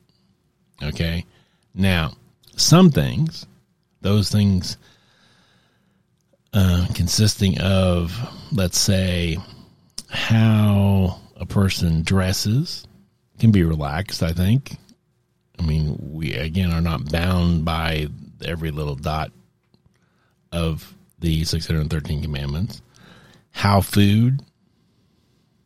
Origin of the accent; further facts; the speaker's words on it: United States; I'm an American